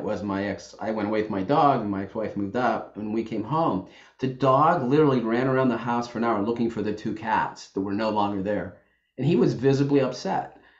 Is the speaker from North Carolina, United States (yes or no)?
no; Youngstown, Ohio, United States; also born or lived in the South / Washington, D.C.; now in Saratoga Springs, United States; I grew up in Youngstown, Ohio